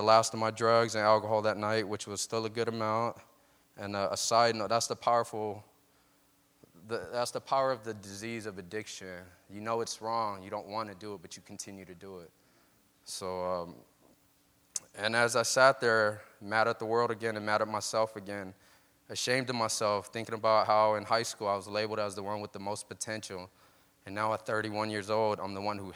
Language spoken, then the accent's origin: English; Stockton, California, United States; UOP in Stockton, my hometown university